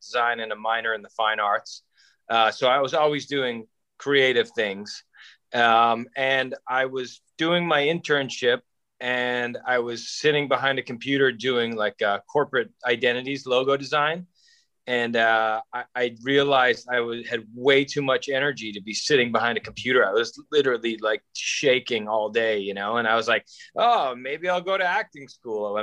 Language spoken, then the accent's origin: English; Danvers, Massachusetts, United States; I grew up on the North Shore of Boston in a little town called Danvers